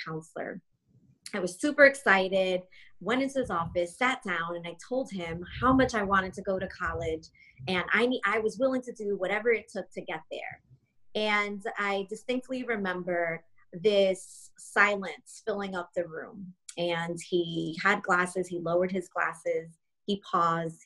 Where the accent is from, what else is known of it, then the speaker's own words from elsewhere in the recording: Long Island, New York, United States; moved away; also born or lived in South Carolina; born and raised in New York, uh, Long Island